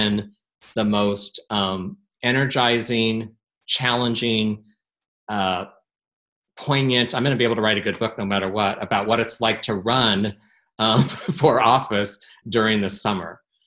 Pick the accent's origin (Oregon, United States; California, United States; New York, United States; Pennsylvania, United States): Oregon, United States; Portland; my hometown